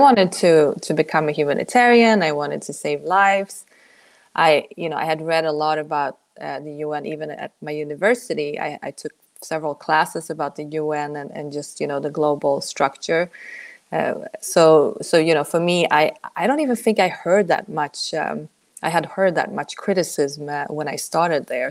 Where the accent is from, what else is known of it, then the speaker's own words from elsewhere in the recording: Sweden; moved away as an adult; also born or lived in Poland; now in United States; my origins are Polish, actually, but I grew up in Sweden.